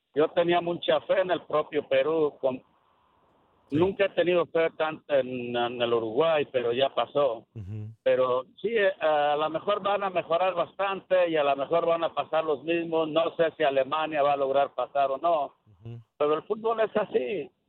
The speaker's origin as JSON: {"language": "Spanish", "country": "Mexico", "said": "Yo soy mexicano"}